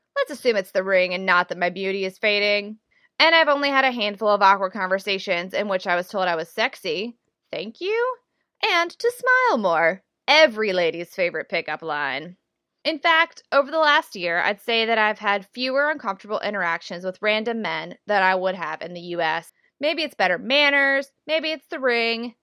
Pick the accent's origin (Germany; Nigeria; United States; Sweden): United States; the South; moved away; Growing up in the South